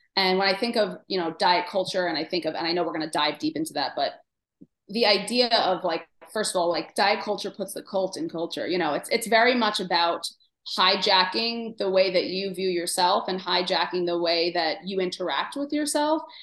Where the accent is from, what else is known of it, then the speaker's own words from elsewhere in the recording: New York City, New York, United States; I grew up in Queens